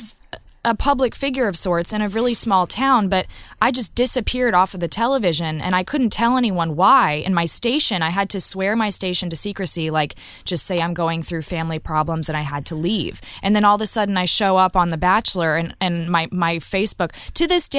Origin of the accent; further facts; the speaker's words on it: Austin, Texas, United States; Austin, Texas.